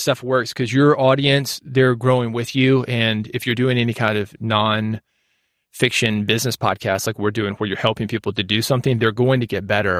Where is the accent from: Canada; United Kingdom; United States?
United States; Nashville, Tennessee; I'm from Nashville.